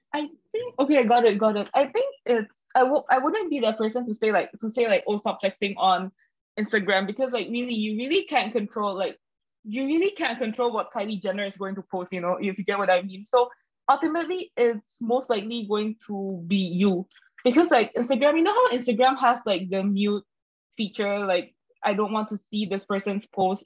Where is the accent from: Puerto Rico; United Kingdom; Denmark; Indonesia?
Indonesia; moved away as an adult; now in Singapore; I'm from Indonesia, so I moved over to Singapore